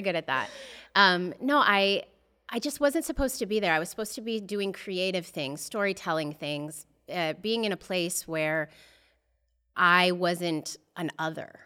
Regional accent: Boulder, Colorado, United States; now in Los Angeles, United States; I'm born and raised in Boulder, Colorado.

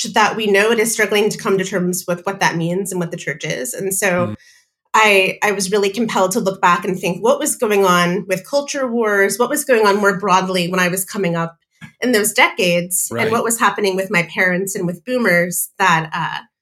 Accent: Indiana, United States; moved away as an adult; now in Seattle, United States; So I'm from Indiana. I grew up in the Midwest and moved to Seattle 18 years ago

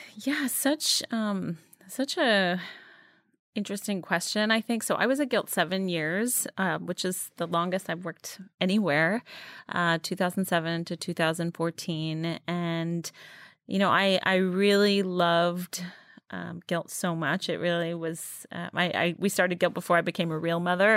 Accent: New York City, New York, United States; I grew up in New York City

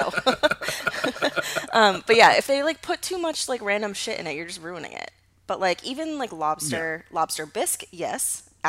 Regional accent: Rockville, Maryland, United States; I grew up outside of DC with my mom. It was just me and my mom in Rockville, Maryland. It's probably like 20 minutes outside of DC.

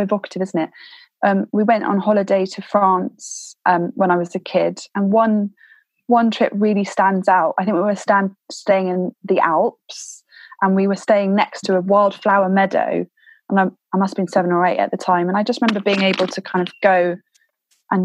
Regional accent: Thames Valley, South East England, United Kingdom; I grew up in the Thames Valley

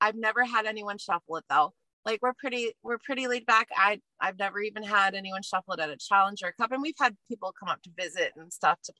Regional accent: United States; also born or lived in Northern Alberta, Canada; now in Alberta, Canada; I'm American

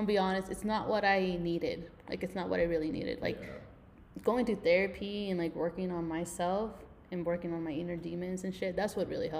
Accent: Salt Lake City, Utah, United States; I'm not from West Valley. I grew up in Glendale.

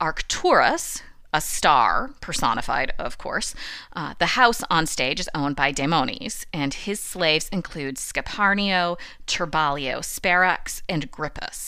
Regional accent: United States; also born or lived in Rome; as an American

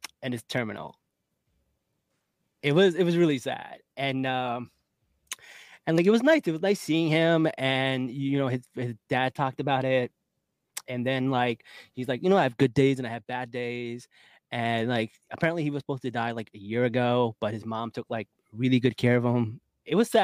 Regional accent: New Jersey, United States; I'm from Jersey

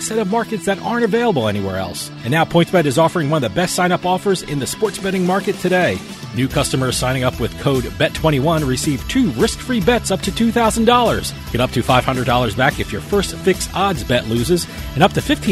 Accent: New Jersey, United States; I grew up in New Jersey

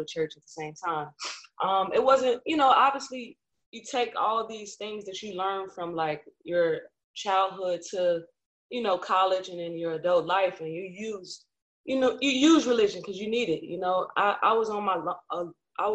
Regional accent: Chicago, Illinois, United States; also born or lived in California; My mom was a housewife, and we moved to Chicago.

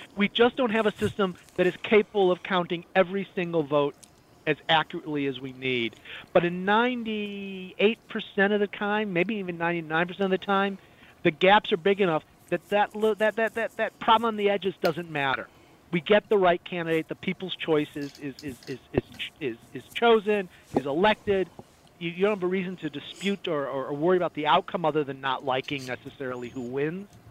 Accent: Chicago, Illinois, United States; now in Florida, United States; I grew up in the Midwest. I grew up in the Chicago area

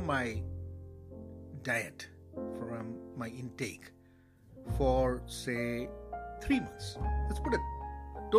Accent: Kerala, India; moved away; Kerala and my home state in India

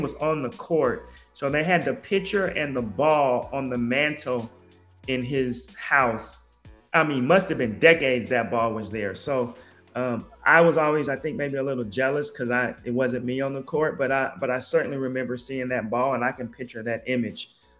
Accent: Portland, Oregon, United States; I'm from Portland, Oregon, and we're Trailblazer fans, obviously.

